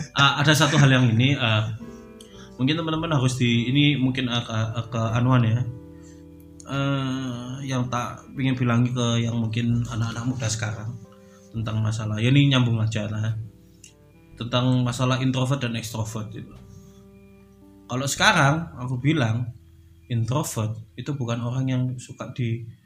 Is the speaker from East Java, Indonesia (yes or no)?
yes; Surabaya, East Java, Indonesia; aku kan dari Surabaya